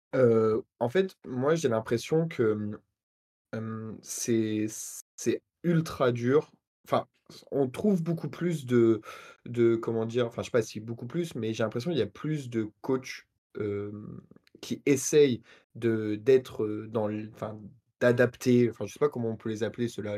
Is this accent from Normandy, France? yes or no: yes; Normandy, France; je suis Normand